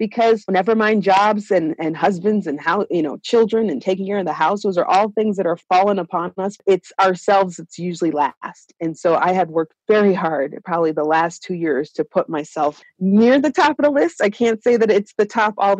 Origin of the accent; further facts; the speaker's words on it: Kingston, Jamaica; now in Denver, United States; growing up in Jamaica